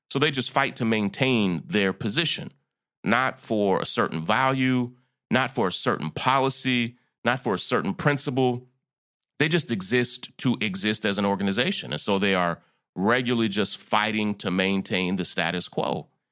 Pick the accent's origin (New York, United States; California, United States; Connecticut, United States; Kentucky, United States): Kentucky, United States; my wife and I both are born and raised in Kentucky